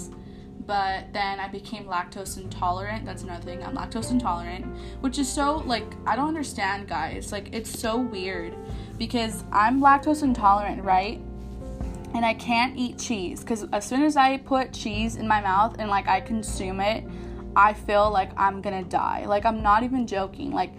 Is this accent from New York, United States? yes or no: no; San Antonio, Texas, United States; I am born and raised in San Antonio, Texas, and I kind of grew up in the South Side